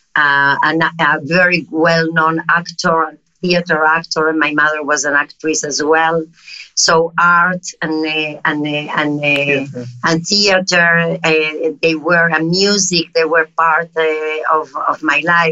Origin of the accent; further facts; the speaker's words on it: Uruguay; accent: South American; English is a second language; moved away; also born or lived in Madrid, Spain / Tel Aviv, Israel; I'm South America. I don't know if you noticed by my accent. No, it's obvious. I was born in Uruguay.